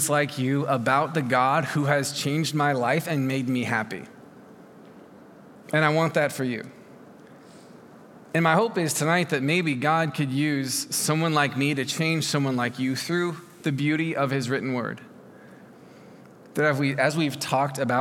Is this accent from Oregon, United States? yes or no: yes; Oregon, United States; I'm from Oregon